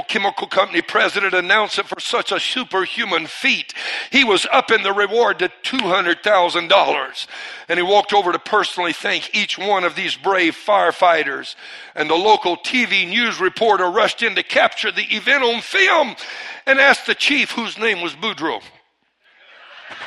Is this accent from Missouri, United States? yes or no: no; Cajun, Louisiana, United States; I'm part Cajun. I'm Cajun